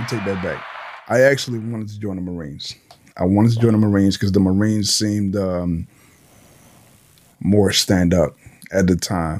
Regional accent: New York City, New York, United States; also born or lived in Honduras; coming from a third world country and then growing up in the Bronx

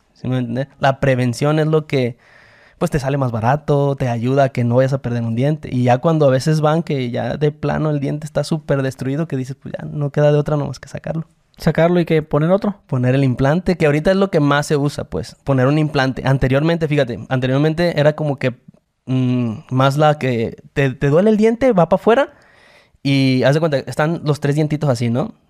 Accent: Mexico; Esa cultura tenemos los mexicanos

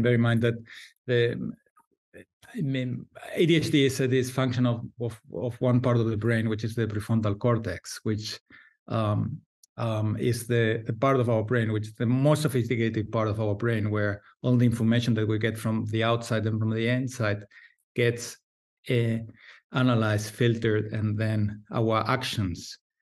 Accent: Valencia, Valencian Community, Spain; I'm a psychiatrist from Valencia, Spain

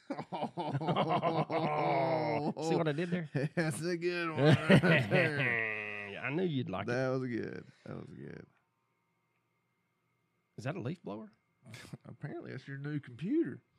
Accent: Georgia, United States; Growing up in the South, we don't keep track of that. We just in Georgia, you just hold your breath and the weather changes.

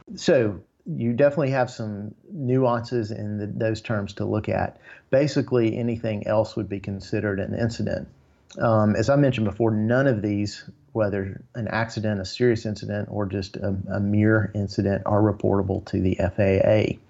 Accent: Tennessee, United States; I've born and raised in Tennessee

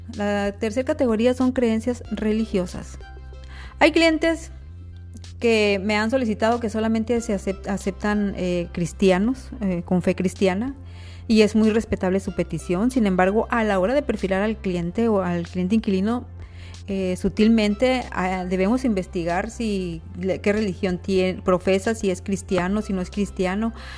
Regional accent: Mexico; Somos mexicanos, y como mexicanos tenemos rasgos y características mestizas

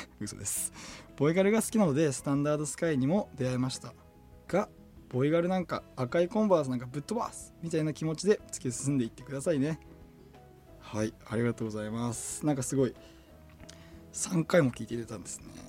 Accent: Tokachi, Hokkaido, Japan; メンバー全員僕と同じ十勝出身です

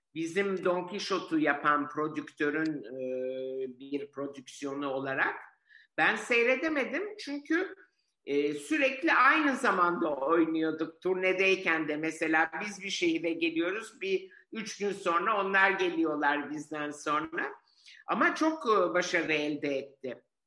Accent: Istanbul, Turkey; also born or lived in Florence, Italy; Biz bu yüzden Cihangir'e taşındık

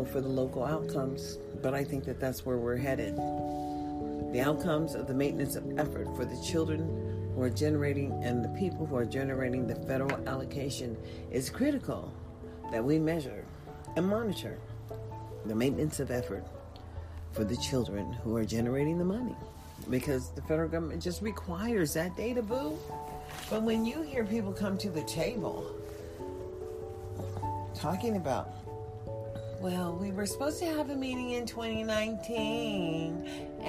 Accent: United States; As an American

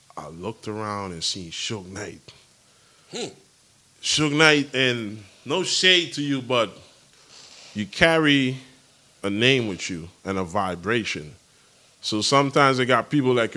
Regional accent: U.S. Virgin Islands; The Virgin Islands is three islands. St. Thomas, St. John, St. Croix. I'm from St. Thomas

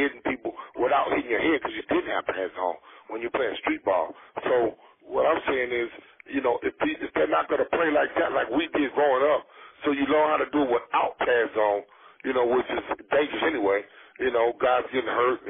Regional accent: the South, United States; born or raised there

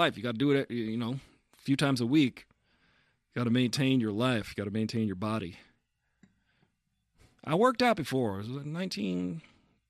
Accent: Long Island, New York, United States; moved away as an adult; now in California, United States; I come from Long Island

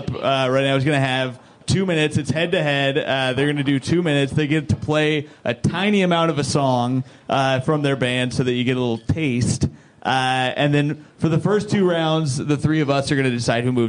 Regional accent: Indiana, United States; I'm from Indiana.

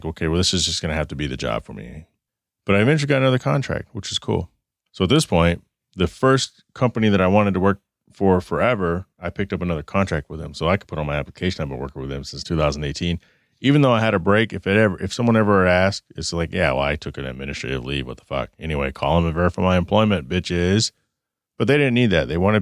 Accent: Phoenix, Arizona, United States; Phoenix, my hometown

